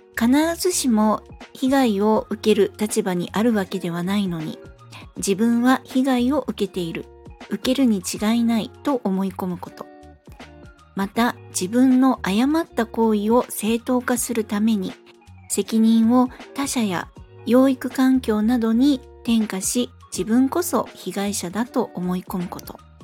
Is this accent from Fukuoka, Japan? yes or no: yes; Fukuoka, Japan; moved away; also born or lived in Kanto (Tokyo Bay side); ふるさとの福岡